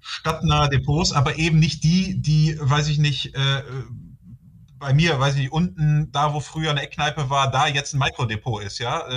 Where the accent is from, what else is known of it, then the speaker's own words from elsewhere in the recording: North Rhine-Westphalia, Germany; ich komme hier aus Nordrhein-Westfalen und bin dann in Aachen gelandet